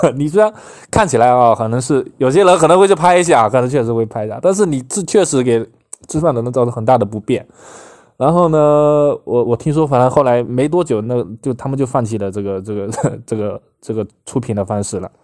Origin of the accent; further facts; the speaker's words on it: Fujian, China; 到了我们福建这边，都要到年三十了吧